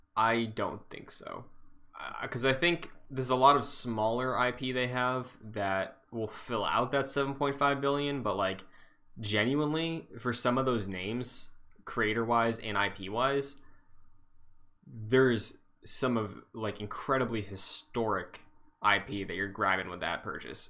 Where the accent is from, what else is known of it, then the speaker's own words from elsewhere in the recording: Massachusetts, United States; I'm from Massachusetts.